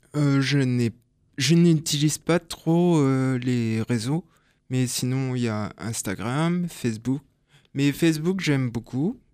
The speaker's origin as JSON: {"language": "French", "country": "France", "also_born_or_lived": "Belgium", "moved": "as an adult", "said": "je suis français. Hein. je suis parti en Belgique ah juste pour mes études"}